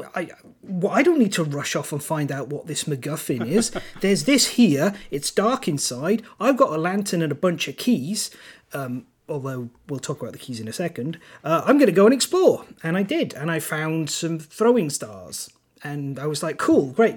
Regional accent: Welsh, Wales, United Kingdom; first language Welsh; English is a second language; My actual native tongue is Welsh

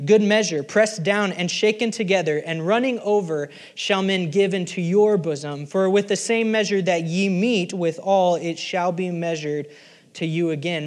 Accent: Oklahoma, United States; I'm from Oklahoma

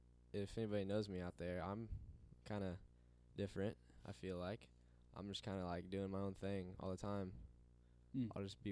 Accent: Coffeyville, Kansas, United States; we are from Coffeyville, Kansas.

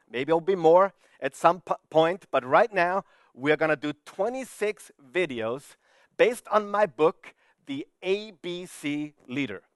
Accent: Vienna, Austria; I'm from Vienna, Austria

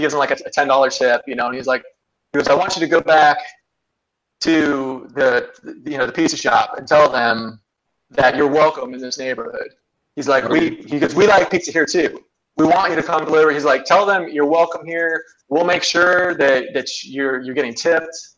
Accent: Ohio, United States; now in North Carolina, United States; I'm from Ohio originally, actually. I live in North Carolina

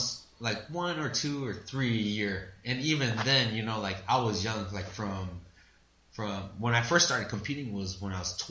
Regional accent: Iowa, United States; moved away as an adult; now in California, United States; I'm from Iowa

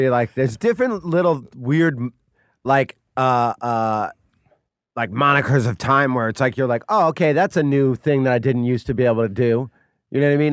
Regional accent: outside Chicago, Illinois, United States; moved away; also born or lived in Muncie, Indiana; I grew up right outside Chicago

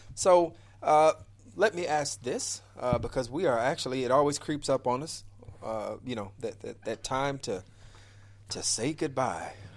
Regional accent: Chicago, Illinois, United States; the wonderful city of Chicago, Illinois, my hometown. Uh, Inglewood, born and raised

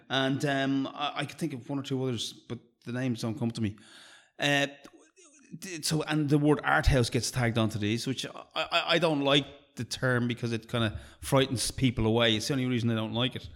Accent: Ireland

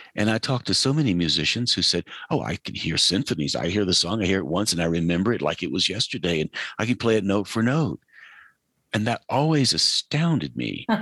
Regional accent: Asheville, North Carolina, United States; I grew up in Western North Carolina, outside of Asheville

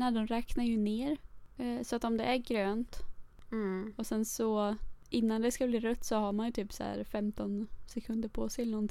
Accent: Sweden; moved away as an adult; also born or lived in England

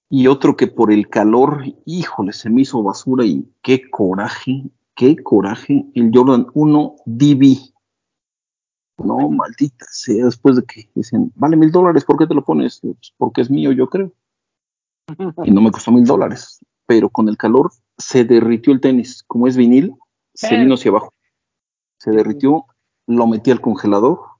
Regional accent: Mexico City, Mexico; somos chilangos. Pero sí, del 32 llegué a usar varios pares.

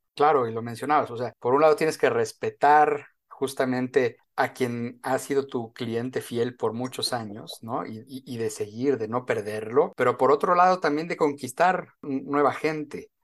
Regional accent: Mexico; como mexicano

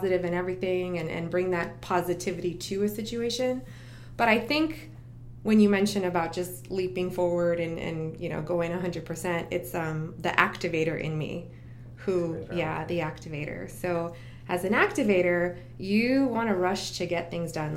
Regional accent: El Paso, Texas, United States; moved away as an adult; now in Orlando, United States; I grew up in El Paso, Texas

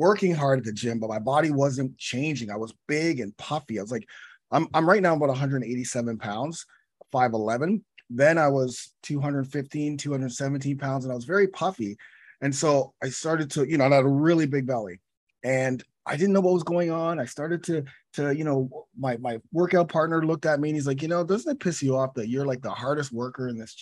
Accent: Toronto, Ontario, Canada; I'm from Toronto.

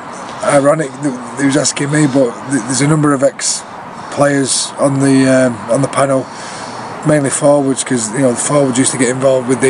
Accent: Salford, North West England, United Kingdom; being a Salford lad, still a Salford fan

